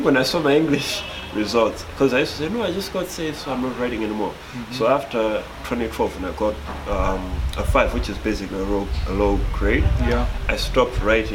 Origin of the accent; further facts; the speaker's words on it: Malawi; I'm from Malawi, so if you don't get the L's and R's, forgive me.